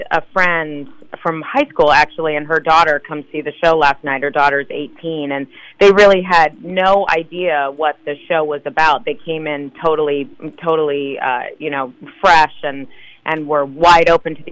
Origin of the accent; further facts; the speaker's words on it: Fresno, California, United States; moved away as an adult; also born or lived in North Carolina / New York / San Francisco; I'm from Fresno originally, and I went to college in North Carolina and then moved to New York immediately after I graduated